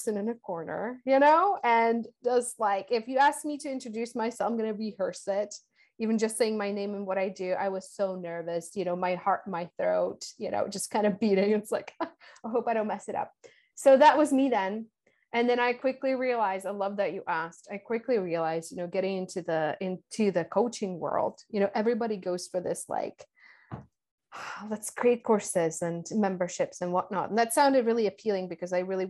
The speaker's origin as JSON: {"language": "English", "country": "Czechia", "moved": "yes", "lives_now": "Costa Rica", "said": "Home country of? Czech Republic."}